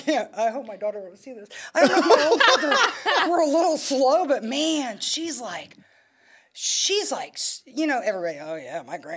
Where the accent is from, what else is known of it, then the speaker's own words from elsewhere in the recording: Huntington, West Virginia, United States; I'm from Huntington.